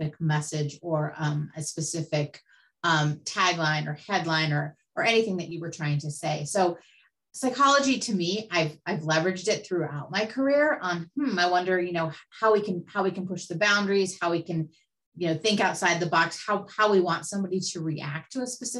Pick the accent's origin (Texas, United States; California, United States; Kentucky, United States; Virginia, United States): California, United States; also born or lived in Newport Beach, California / Santa Ynez Valley, California; I was born in Newport Beach, California, lived there till I was about 10. And then my family moved us up to the Central Coast, just outside of Santa Barbara in an area called the San Ynez Valley